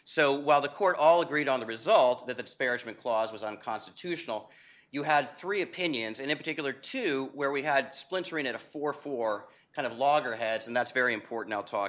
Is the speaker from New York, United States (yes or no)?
no; Florida, United States; As Ilya just suggested, I'm from Florida, so had we had this last week, this would not be Constitution Day, this would be Irma Day.